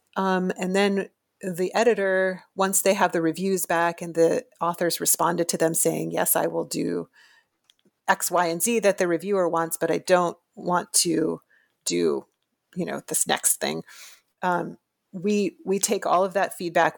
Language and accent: English; Florida, United States; moved away as an adult; I am from Florida originally, and I went to the University of Florida